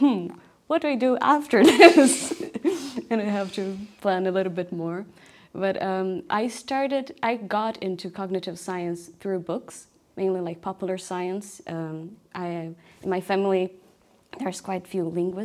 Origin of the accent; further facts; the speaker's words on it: Brazil; moved away; when I was a kid, I grew up in Brazil